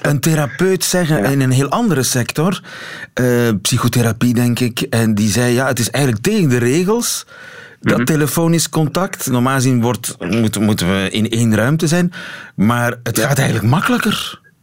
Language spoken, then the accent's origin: Dutch; Belgium